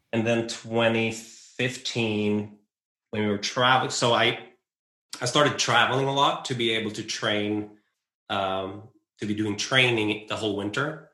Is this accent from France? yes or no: no; west coast of Sweden, Sweden; on the west coast of Sweden where I grew up and where I live